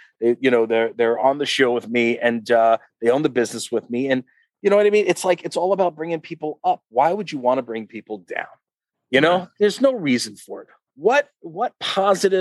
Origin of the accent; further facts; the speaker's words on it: Uniondale, New York, United States; I grew up in Uniondale, New York